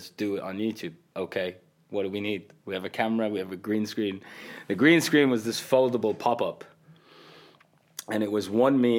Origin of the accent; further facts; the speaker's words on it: Qatar; English is a second language; Like I grew up telling people I come from Qatar, they had no idea what it was.